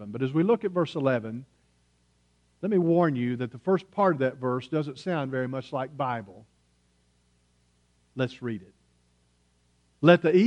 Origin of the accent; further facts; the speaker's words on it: United States; accent: hillbilly; my native tongue, which is hillbilly